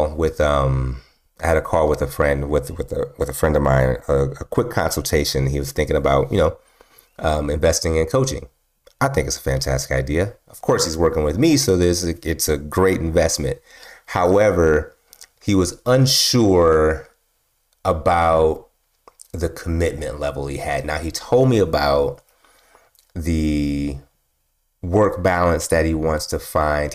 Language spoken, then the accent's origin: English; Milwaukee, Wisconsin, United States; moved away; I grew up in Milwaukee, Wisconsin, right? Milwaukee, Wisconsin, a long time ago. I grew up there.